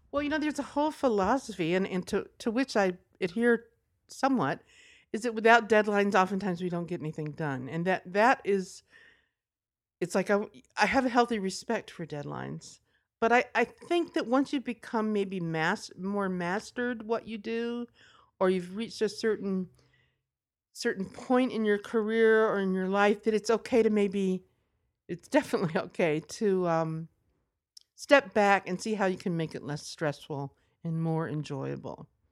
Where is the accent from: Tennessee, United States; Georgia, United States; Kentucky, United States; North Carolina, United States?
Tennessee, United States; Nashville; I'm from Nashville